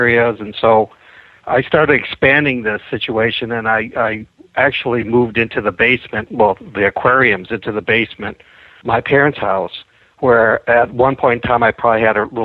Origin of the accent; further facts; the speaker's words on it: Ann Arbor, Michigan, United States; also born or lived in Detroit, Michigan; I grew up in southeast Michigan, first near Detroit, and then when we had the aquarium, I was in Ann Arbor, Michigan, which is where the University of Michigan is, and I grew up there most of my life